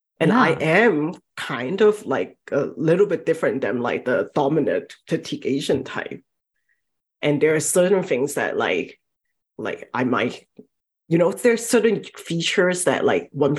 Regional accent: southern China, China; moved away; Growing up, I'm from Southern China, and especially from that part of China

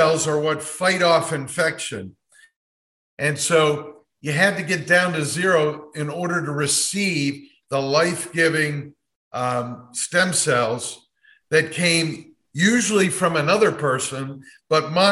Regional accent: Cleveland, Ohio, United States; moved away; also born or lived in Dayton, Ohio; the Cleveland Clinic, my hometown, which was 3.5 hours from Dayton, Ohio, where I was

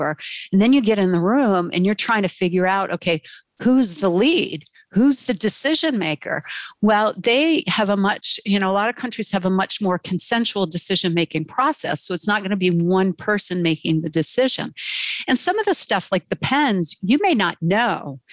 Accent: United States; as an American

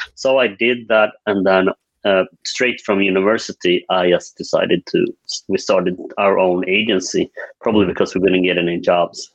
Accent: northern Sweden, Sweden; also born or lived in South Korea; now in Stockholm, Sweden; I am uh, Swedish uh, although I was adopted from South Korea when I was two years old. Grew up in the uh, northern parts of Sweden

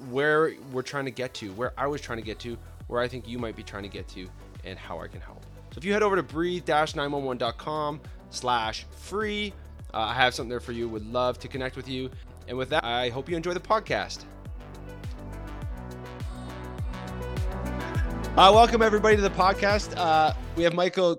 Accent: Canada; I'm Canadian. I'm not in the States, so I'm not American

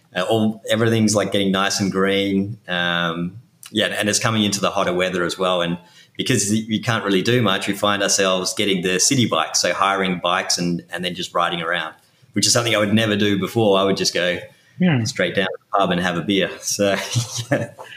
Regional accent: Perth, Western Australia, Australia; accent: Australian; moved away as an adult; now in New York City, United States; I'm originally from Perth in Western Australia.

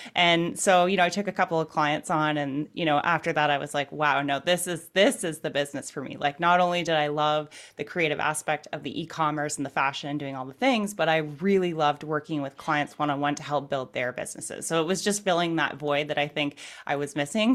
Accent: Canada; I'm from Canada

